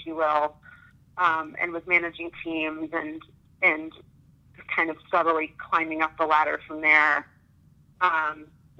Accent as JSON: {"language": "English", "town": "Manhattan", "region": "Kansas", "country": "United States", "tie": "born or raised there", "also_born_or_lived": "Minnesota / Texas", "lives_now": "Kansas City, United States", "said": "I grew up in Manhattan, Kansas, actually, which is just a couple of hours west of here, a little college town. And I was born and raised there."}